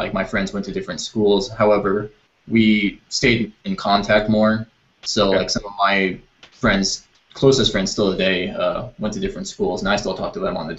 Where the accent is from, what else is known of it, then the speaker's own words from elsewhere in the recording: Salt Lake City, Utah, United States; I was born in Salt Lake. Okay. So right. I lived in Utah my whole life.